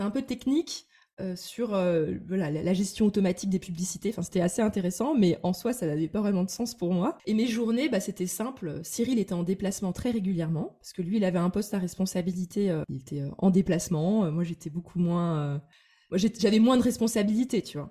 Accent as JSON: {"language": "French", "town": "Metz", "region": "Grand Est", "country": "France", "tie": "born or raised there", "moved": "yes", "lives_now": "Paris, France", "said": "un immeuble de rapport à Metz, donc ma ville natale"}